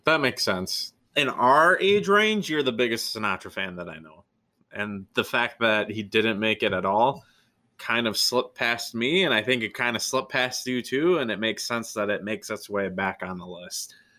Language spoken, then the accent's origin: English; near Wausau, Wisconsin, United States; a town that is almost my hometown. Wausau, Wisconsin.